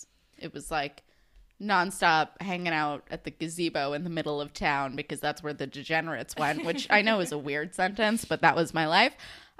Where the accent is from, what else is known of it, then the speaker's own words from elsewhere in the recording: Northern New Jersey, United States; Northern New Jersey. I lived like within a 30-mile radius of three different malls.